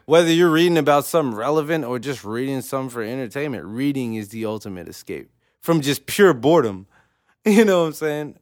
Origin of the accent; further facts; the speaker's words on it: Oklahoma City, Oklahoma, United States; I'm from O K C